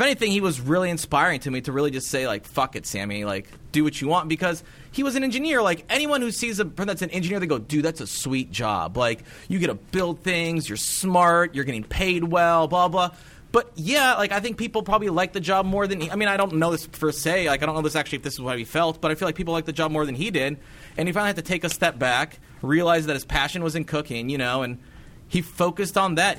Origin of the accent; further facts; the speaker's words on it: Cedar Rapids, Iowa, United States; my hometown of Cedar Rapids, Iowa.